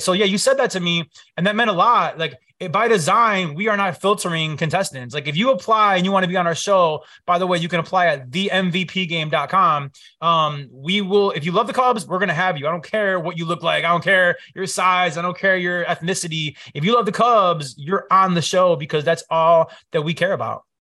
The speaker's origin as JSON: {"language": "English", "town": "Chicago", "region": "Illinois", "country": "United States", "tie": "born or raised there", "said": "I grew up here, born and raised in Chicago"}